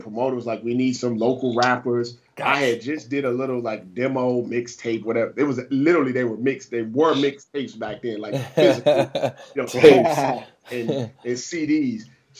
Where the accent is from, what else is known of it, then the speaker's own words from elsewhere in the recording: Midwest, United States; And I was like from the Midwest.